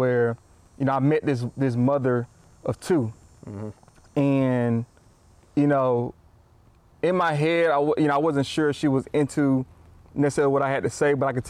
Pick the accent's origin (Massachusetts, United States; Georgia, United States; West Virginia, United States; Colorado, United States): Georgia, United States; South; Because we live in Georgia, South Georgia. I'm from South Georgia.